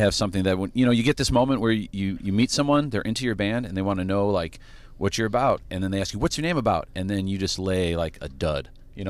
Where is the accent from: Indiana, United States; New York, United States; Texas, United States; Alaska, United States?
Indiana, United States; Crown Point; we're from Crown Point, Indiana